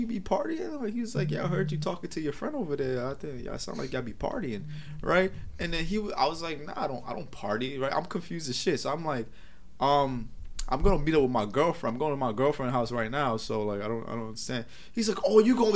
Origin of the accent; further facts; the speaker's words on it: Barbados; moved away; also born or lived in Brooklyn, New York, United States; I'm from Barbados